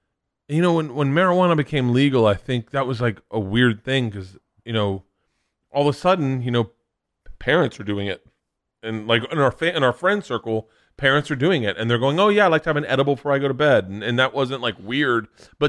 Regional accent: Florida, United States; But it's still in my head. Growing up in Florida, you did not do drugs.

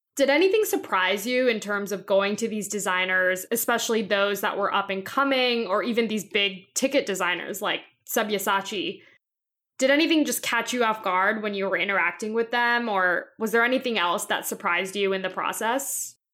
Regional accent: Atlanta, Georgia, United States; I'm from Atlanta

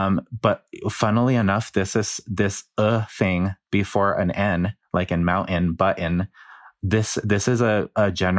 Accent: New Mexico, United States; accent: New Mexico accent; Chicano English; moved away; I'm originally from New Mexico, and I would be considered the same dialect as somebody from Denver, as somebody from California.

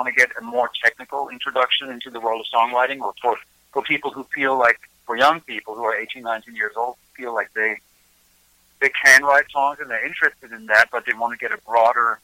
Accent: Germany; born or raised there; moved away as an adult; now in Nashville, United States

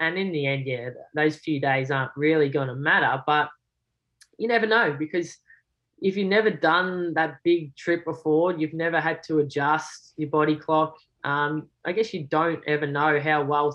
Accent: Australia; being an Aussie

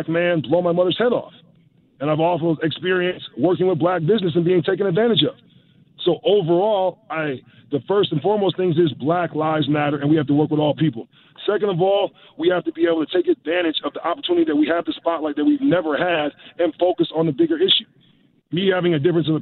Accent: United States; now in Canada; from my experiences of growing up in the States

